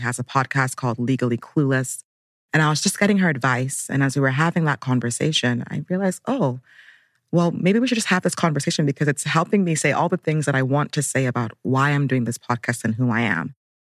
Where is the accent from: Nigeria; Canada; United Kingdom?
Nigeria; now in Brooklyn, United States; I'm Nigerian-American. I live in Brooklyn, New York, but Abuja, Nigeria is also home.